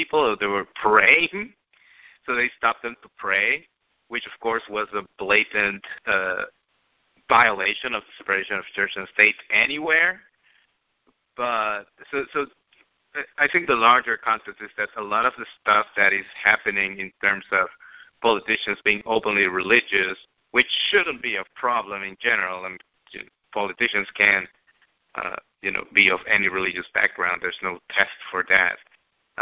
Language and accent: English; Bayamón, Puerto Rico; My hometown, Bayamón